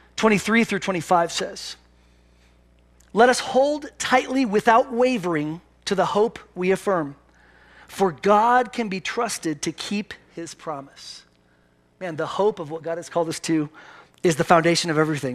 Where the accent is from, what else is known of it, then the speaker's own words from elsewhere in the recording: Pennsylvania, United States; moved away; I'm from Pennsylvania